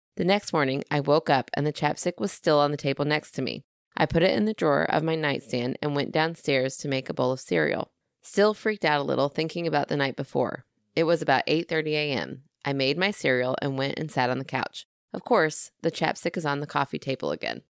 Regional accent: Southern, United States; accent: Southern; my Southern accent.

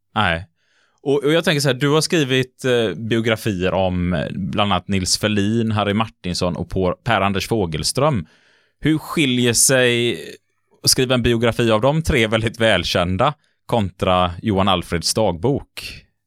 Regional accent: Gothenburg, Västra Götaland, Sweden; som göteborgare

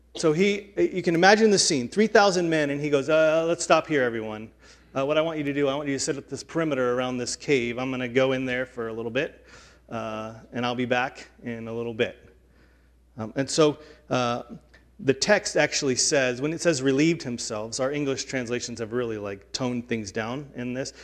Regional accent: the South, United States; growing up in the South

